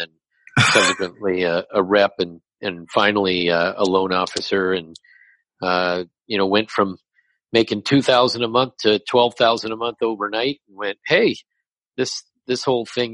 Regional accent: Los Angeles, California, United States; moved away as an adult; also born or lived in Humboldt State University, California; now in New York, United States; I'm born and raised in Los Angeles, in the San Fernando Valley, El Camino Real High School graduate

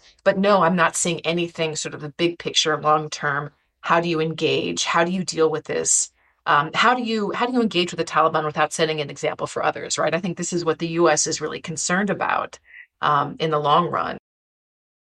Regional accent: United States; as an American

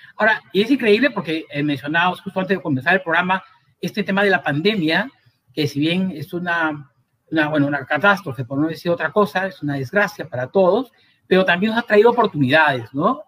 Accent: Cusco, Peru; moved away; mientras estuve en el Cusco en mi tierra querida

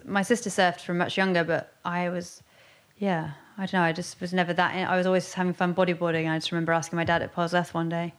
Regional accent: Westward Ho!, South West England, United Kingdom; I grew up in Westwood Ho, which is kind of the, I always think it's a bit of the underground town in North Devon

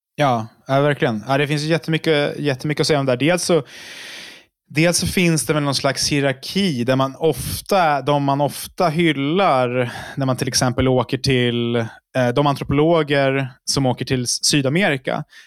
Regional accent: Uppsala, Uppsala County, Sweden; Jag kommer från Uppsala

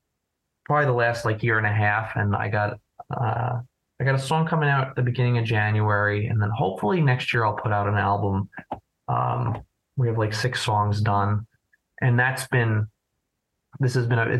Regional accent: New Jersey, United States; I'm from New Jersey

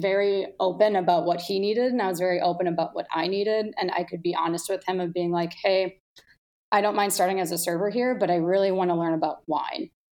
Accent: Milwaukee, Wisconsin, United States; moved away as an adult; now in Chicago, United States; I grew up in Milwaukee, definitely blue collar, beer town

